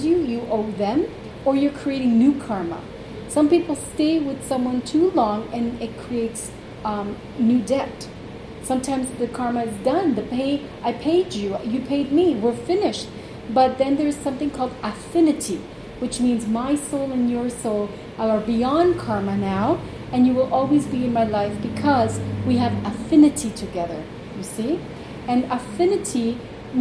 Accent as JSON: {"language": "English", "town": "Toronto", "region": "Ontario", "country": "Canada", "tie": "born or raised there", "also_born_or_lived": "Uruguay", "said": "I'm born in Uruguay, South America, but I was raised in Toronto"}